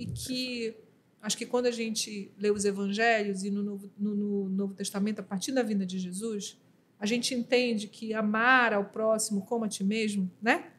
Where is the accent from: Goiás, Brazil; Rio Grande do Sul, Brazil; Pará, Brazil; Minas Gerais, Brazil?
Pará, Brazil; Belém; eu sou paraense